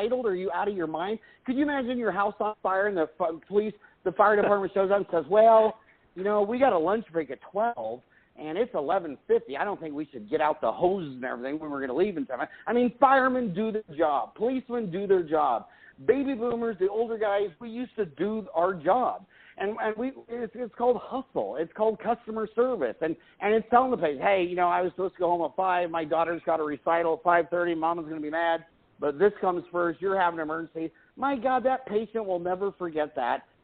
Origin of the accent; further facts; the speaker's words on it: Kansas, United States; I grew up in Kansas